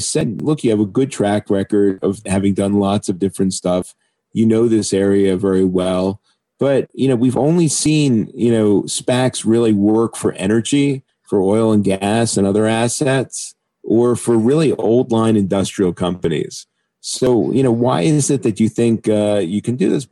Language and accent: English; United States; as an American